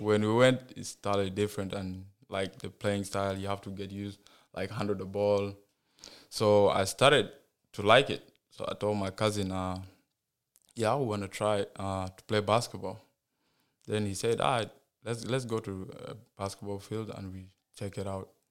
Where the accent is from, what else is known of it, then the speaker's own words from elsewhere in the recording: South Sudan; now in United States; I was born in South Sudan